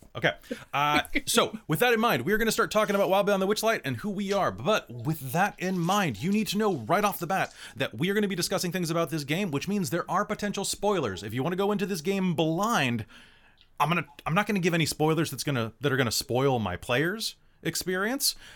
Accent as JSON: {"language": "English", "country": "United States", "said": "I'm originally an American. I'm the only original American here"}